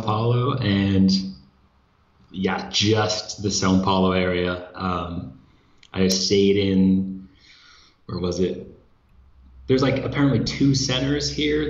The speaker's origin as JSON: {"language": "English", "country": "United States", "moved": "as an adult", "lives_now": "Brazil", "said": "I'm an American living in Brazil"}